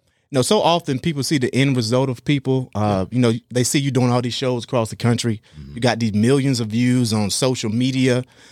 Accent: Eastern North Carolina, United States; when I say how country, I'm from Eastern North Carolina.

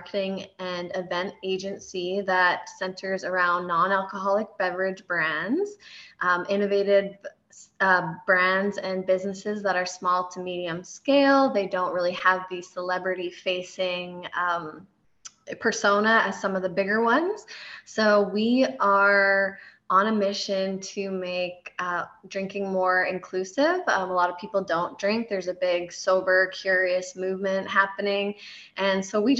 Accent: Canada; moved away as an adult; also born or lived in California; now in Kansas City, United States; I am originally from Canada, and I moved down to California in 2014, and then I was transferred to Kansas City in 2015

